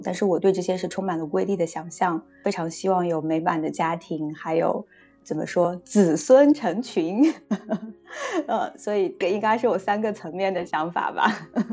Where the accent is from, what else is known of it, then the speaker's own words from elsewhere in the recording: a small mountain village in Zhejiang, China; moved away as an adult; also born or lived in Beijing / Shanghai; now in Ottawa, Canada; 我出生在浙江的一个小山村，然后目前和我的先生一起居住在加拿大首都渥太华